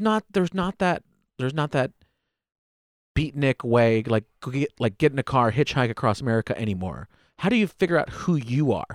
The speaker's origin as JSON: {"language": "English", "country": "United States", "tie": "born or raised there", "said": "I was born in the United States."}